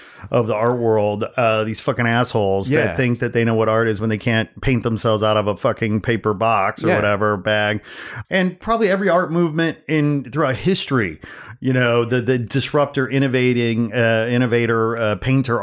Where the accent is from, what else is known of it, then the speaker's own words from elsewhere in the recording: Gary, Indiana, United States; I mean, specifically, I was born in Gary, Indiana. I grew up in Northwest Indiana.